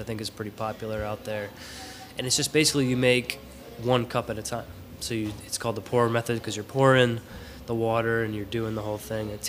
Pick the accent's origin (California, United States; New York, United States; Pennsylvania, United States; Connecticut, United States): Connecticut, United States; Stafford Springs; now in Willimantic, United States; I grew up in Stafford Springs, so not too far from here.